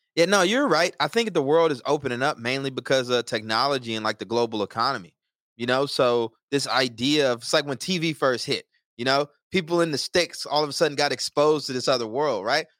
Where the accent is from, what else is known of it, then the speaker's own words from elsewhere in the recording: Texas, United States; now in Newark, United States; I'm definitely a Texan at heart.